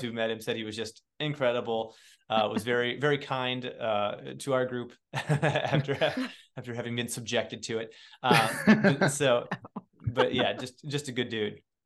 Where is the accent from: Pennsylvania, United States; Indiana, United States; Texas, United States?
Indiana, United States; moved away as an adult; also born or lived in New York City; now in Cincinnati, United States; I grew up born and raised in Indiana, and I live in Cincinnati